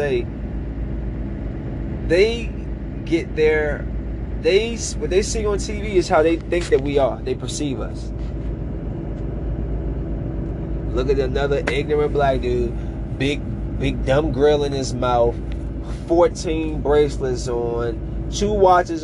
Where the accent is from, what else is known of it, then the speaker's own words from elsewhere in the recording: Bowie, Maryland, United States; moved away; I'm from the suburbs. I'm from Bowie, Maryland.